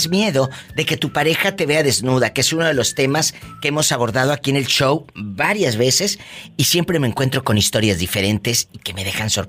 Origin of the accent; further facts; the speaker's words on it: Peru; yo soy del Perú.